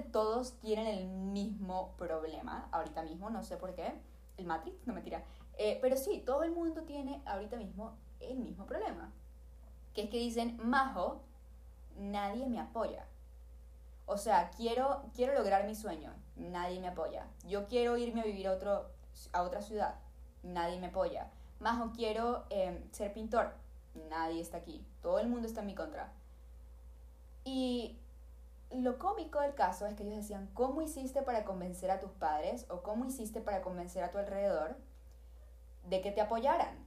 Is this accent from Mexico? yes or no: no; Venezuela; yo vengo de Venezuela. Mi papá era artista en Venezuela